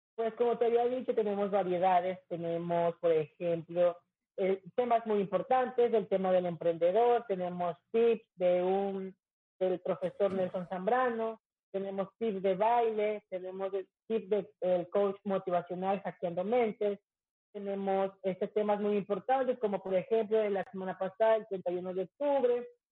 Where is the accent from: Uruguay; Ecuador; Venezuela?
Ecuador; Quito, Pichincha; moved away as an adult; now in Manta, Ecuador; Yo ya voy a, Quito a mi tierra natal